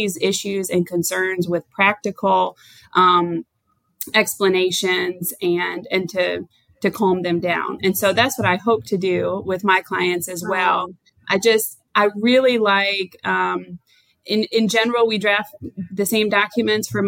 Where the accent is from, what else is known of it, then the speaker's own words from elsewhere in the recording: Michigan, United States; moved away as an adult; also born or lived in North Carolina; now in Wilmington, United States; I'm originally from Michigan and I moved to North Carolina about 12 years ago